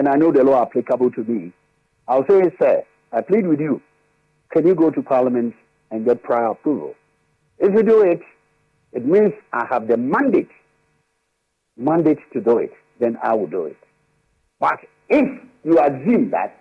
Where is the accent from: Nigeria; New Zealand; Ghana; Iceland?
Ghana; being a Ghanaian